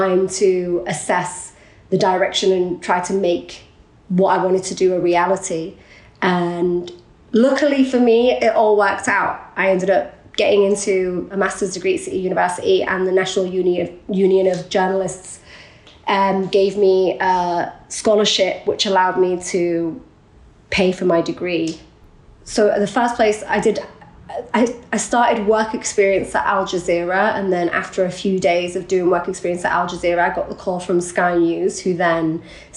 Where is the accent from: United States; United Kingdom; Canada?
United Kingdom; Hull, Yorkshire and the Humber; also born or lived in Iraq / Leeds; Life before Leeds was Hull, and before Hull it was Iraq. But so I was born in Iraq, but my parents moved to the UK when I was very young. I was 3 or 4.